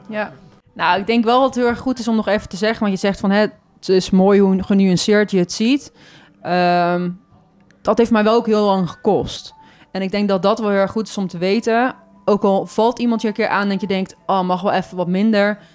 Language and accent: Dutch; Goes, Zeeland, Netherlands; now in Breda, Netherlands; Ik ben daar ook in de stad geboren, in Goes